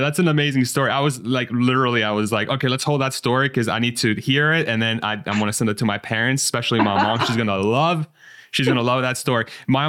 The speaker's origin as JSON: {"language": "English", "country": "Spain", "tie": "born or raised there", "moved": "yes", "lives_now": "United States", "said": "my brother and I were born and raised in Spain. So my parents went in Iran. They left Iran in 79, that went to Spain to further their education. And they had me and my brother, and then we moved to the States in 1999."}